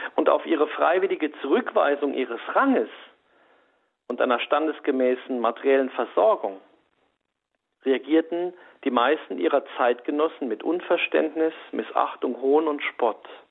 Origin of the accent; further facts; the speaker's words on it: Saarland, Germany; also born or lived in Saarbrücken; ich wohne ja in Saarbrücken, ich bin auch Saarländer